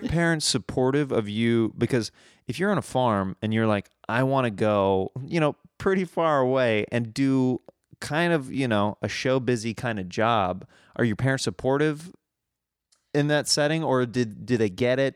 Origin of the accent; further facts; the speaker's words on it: Kansas, United States; accent: Midwestern; moved away; I moved away from Kansas